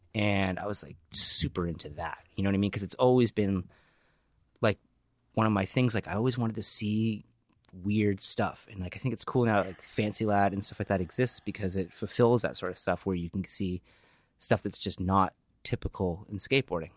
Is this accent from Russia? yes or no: no; New Hampshire, United States; moved away; where I grew up in New Hampshire